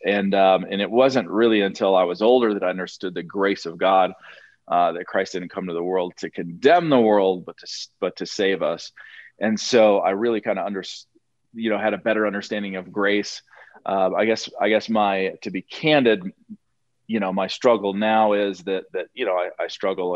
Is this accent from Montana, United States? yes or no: yes; Montana, United States; moved away; I used to live in Montana. Uh, I was born in Montana